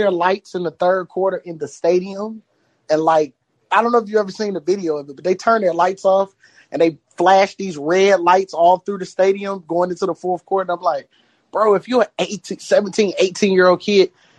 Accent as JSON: {"language": "English", "region": "Michigan", "country": "United States", "also_born_or_lived": "Louisiana", "said": "I'm from here, but I went to school down by LSU."}